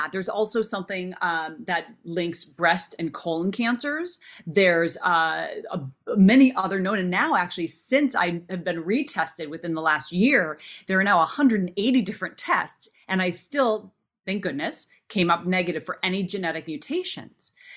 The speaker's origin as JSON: {"language": "English", "region": "Minnesota", "country": "United States", "tie": "born or raised there", "said": "I grew up in Minnesota"}